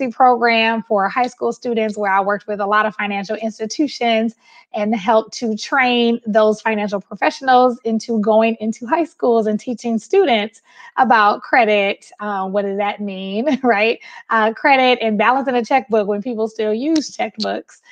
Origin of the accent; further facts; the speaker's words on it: Milwaukee, Wisconsin, United States; I am from Milwaukee, Wisconsin. I'm a Midwesterner.